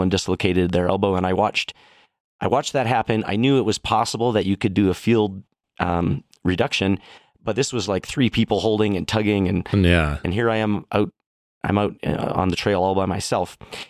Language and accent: English; Sylvan Lake, Alberta, Canada; Yeah, so I grew up in Sylvan Lake in Red Deer, Alberta.